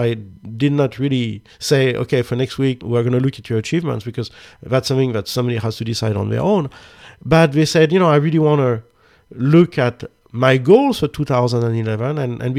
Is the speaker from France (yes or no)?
yes; France; I'm from France. I'm from the country of love.